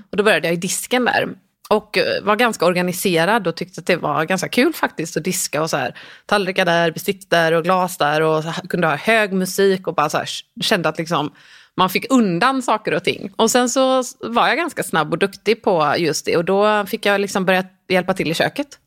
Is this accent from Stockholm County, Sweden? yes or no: no; Gothenburg, Västra Götaland, Sweden; jag är uppvuxen i Göteborg mm. i en liten närort som heter Pixbo